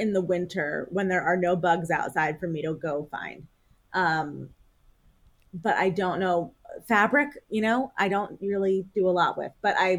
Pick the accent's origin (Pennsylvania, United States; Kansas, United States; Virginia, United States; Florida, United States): Pennsylvania, United States; Philadelphia; accent: Philadelphia English; moved away as an adult; also born or lived in Connecticut; I grew up in Philadelphia. I live in Philadelphia now. But I spent, 12 years outside of Philadelphia in undergrad and then grad school.